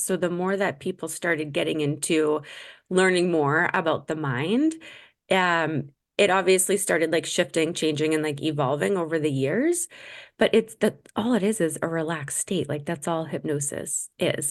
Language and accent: English; Massachusetts, United States; growing up in Massachusetts